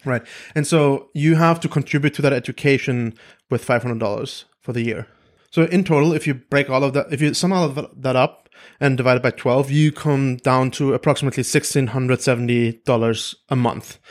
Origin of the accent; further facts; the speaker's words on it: Germany; moved away; I was born in Germany